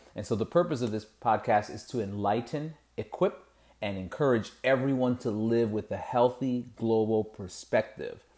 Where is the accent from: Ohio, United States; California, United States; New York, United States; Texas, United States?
Ohio, United States; Lorain; grew up in Lorraine, went to, you know, kindergarten through twelfth grade there